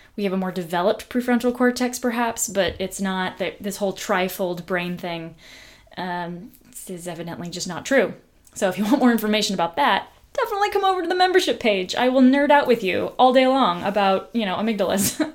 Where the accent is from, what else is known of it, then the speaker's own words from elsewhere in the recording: United States; I'm this person from the United States of America, not from their country